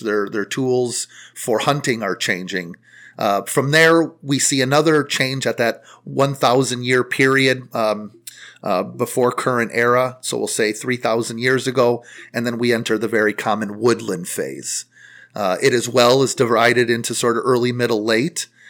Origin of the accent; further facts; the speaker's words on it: Warrenville, Illinois, United States; I'm a local person as well. You know, as I mentioned in the presentation, I, I'm from Warrenville